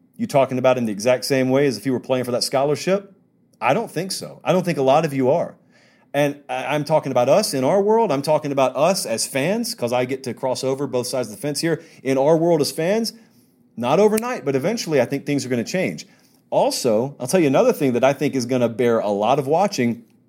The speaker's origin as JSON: {"language": "English", "region": "West Central Georgia", "country": "United States", "tie": "born or raised there", "said": "I grew up in West Central Georgia"}